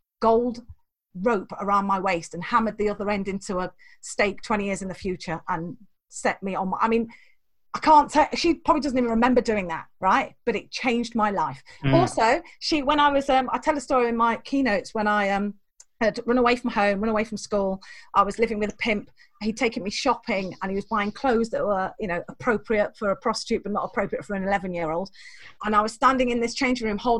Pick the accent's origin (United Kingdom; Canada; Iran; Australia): United Kingdom; England; I was born the wrong side of the border